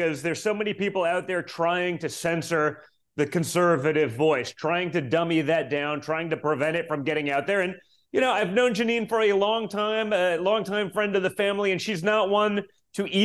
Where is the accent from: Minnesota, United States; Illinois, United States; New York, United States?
New York, United States; I'm from New York